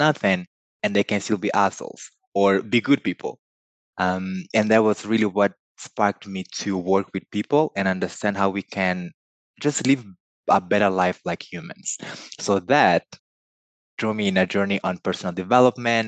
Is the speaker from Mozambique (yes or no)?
yes; Mozambique; first language Portuguese; English is a second language; I was born in Mozambique in sub-Saharan Africa.